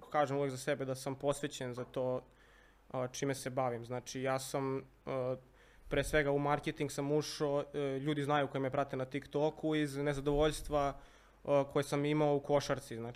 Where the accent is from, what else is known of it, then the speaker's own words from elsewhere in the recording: Belgrade, Serbia; also born or lived in United States; ja sam odrastao na Bežanijskoj kosi